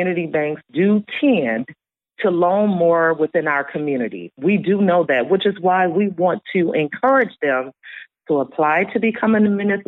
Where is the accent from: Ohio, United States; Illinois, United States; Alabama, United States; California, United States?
Illinois, United States; Chicago; I was born in Inglewood, raised on the West Side.